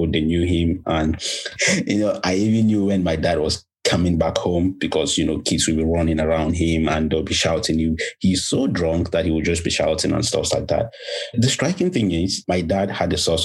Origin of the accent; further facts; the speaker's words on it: Bamenda, Northwest Region, Cameroon; I am Cameroon from Bamenda. Of course, the beautiful city, the best place in the world. But, you know, I grew up in a family of three